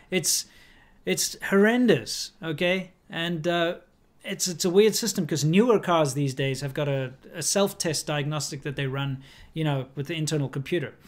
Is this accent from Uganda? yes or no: no; South Africa; moved away; my home country